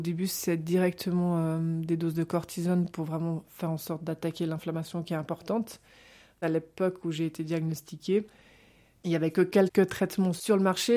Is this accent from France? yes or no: no; Geneva, Switzerland; je suis née à Genève